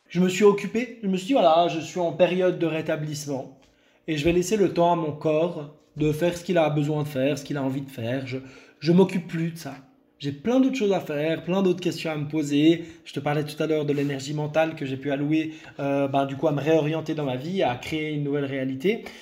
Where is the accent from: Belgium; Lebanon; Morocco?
Lebanon; je suis né au Liban, je viens du Liban